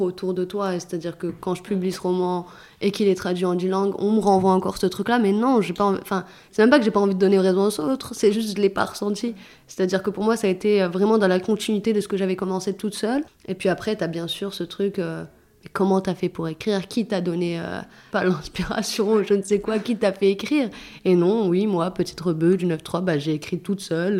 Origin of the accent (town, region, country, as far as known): Clichy-sous-Bois, Île-de-France, France; born or raised there; also born or lived in Saint-Germain-en-Laye